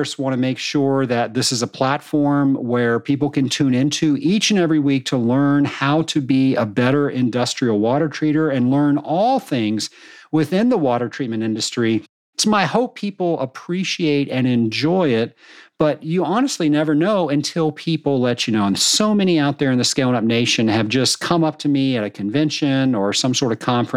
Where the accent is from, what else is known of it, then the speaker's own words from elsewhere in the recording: Richmond, Virginia, United States; I'm from Richmond, Virginia, and Edgar Allan Poe lived in Richmond, Virginia. So we had a Poe Museum